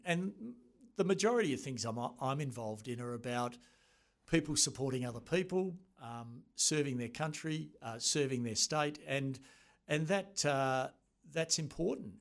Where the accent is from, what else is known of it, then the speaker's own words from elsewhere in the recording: Australia; attended, uh, New Zealand Officer School as an Australian